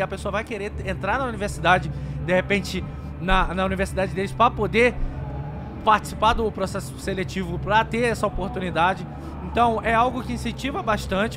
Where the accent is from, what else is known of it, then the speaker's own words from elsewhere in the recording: Rio de Janeiro, Brazil; eu sou carioca.